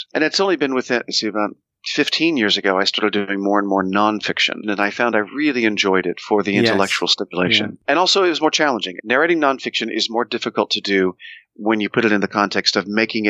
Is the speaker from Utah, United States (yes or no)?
no; Oklahoma City, Oklahoma, United States; I grew up in Oklahoma City, Oklahoma, smack in the middle of the United States